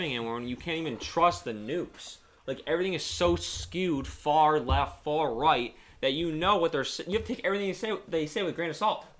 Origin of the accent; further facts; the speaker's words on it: New York, United States; I'm from New York.